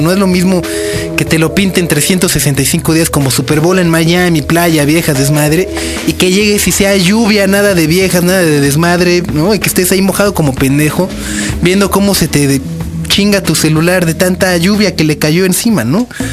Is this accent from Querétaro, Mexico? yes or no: no; Mexico City, Mexico; soy de México